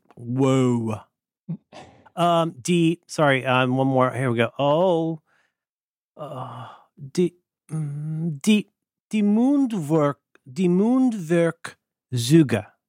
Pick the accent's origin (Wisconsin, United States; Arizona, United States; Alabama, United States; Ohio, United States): Ohio, United States; I'm from Ohio